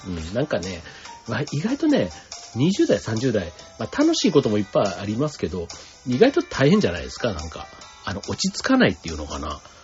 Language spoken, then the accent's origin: Japanese; Osaka, Japan; moved away as an adult; 実家みたいなところ、ね、離れて、大阪のを離れてもうね、二十数年になりますけども